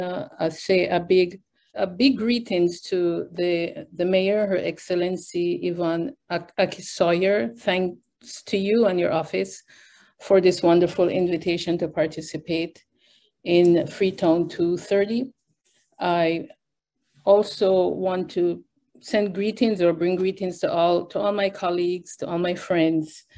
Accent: Westmoreland, Jamaica; now in Halifax, Canada; Originally, I'm Jamaican. I was born and raised in Jamaica.

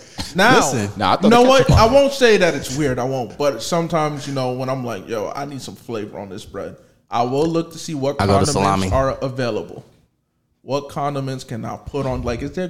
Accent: New Jersey, United States; I'm from Jersey. I didn't grow up around Mexican food.

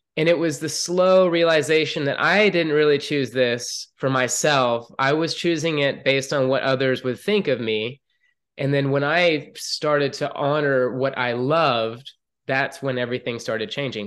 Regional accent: Atlanta, Georgia, United States; moved away as an adult; I grew up in Atlanta, Georgia

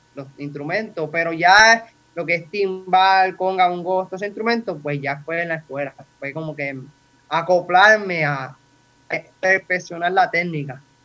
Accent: Toa Alta, Puerto Rico; soy de Toalta, Puerto Rico

